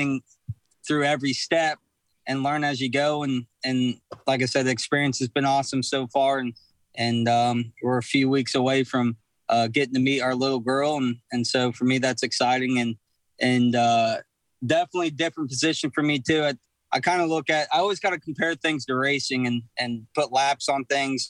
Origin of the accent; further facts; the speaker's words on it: Texas, United States; I'm from Texas